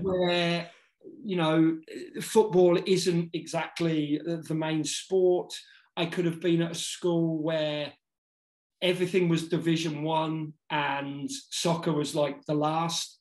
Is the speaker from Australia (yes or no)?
no; Northamptonshire, East Midlands, United Kingdom; moved away as an adult; also born or lived in United States; I grew up in Northamptonshire